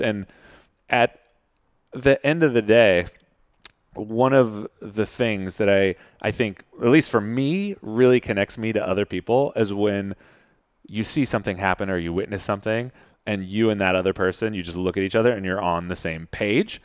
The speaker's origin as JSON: {"language": "English", "town": "Modesto", "region": "California", "country": "United States", "said": "I'm from Modesto in, uh, Central Valley in California"}